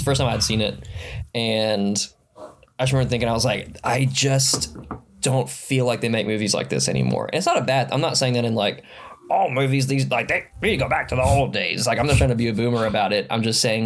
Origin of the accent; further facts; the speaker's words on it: Alabama, United States; moved away as an adult; also born or lived in Mississippi; now in Arkansas, United States; I was actually born and raised in Alabama. I lived in Alabama for 18 years and then lived in Mississippi. And now I live in Arkansas